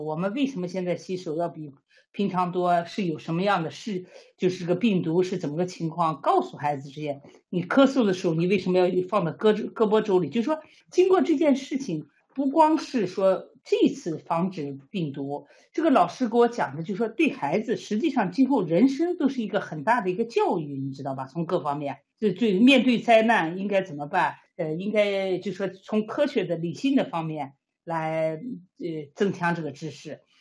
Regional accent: China; now in Sweden; 我们中国人

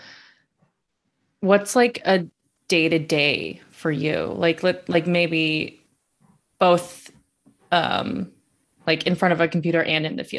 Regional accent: Las Vegas, Nevada, United States; moved away as an adult; also born or lived in upstate New York; now in New York, United States; I'm from Las Vegas. I live in upstate New York now. This is my first winter.

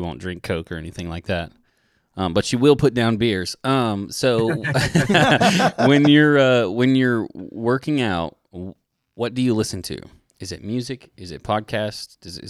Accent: Nashville, Tennessee, United States; also born or lived in Atlanta; I was born in West Paces Ferry. I was born in Atlanta. I grew up in Nashville

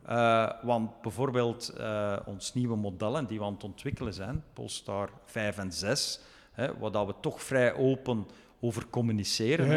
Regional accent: Belgium; moved away as an adult; also born or lived in Chengdu, China; now in Chongqing, China; Ik ben zelf product van België.

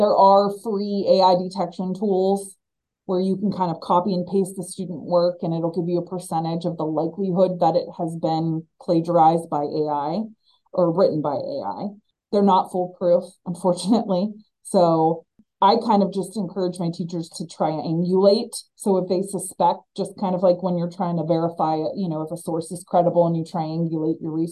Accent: Northeast Ohio, United States; Home to me is Northeast Ohio.

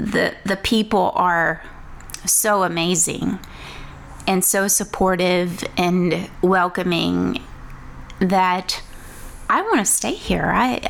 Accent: Woodville, Texas, United States; now in Louisiana, United States; I'm from Woodville, Texas.

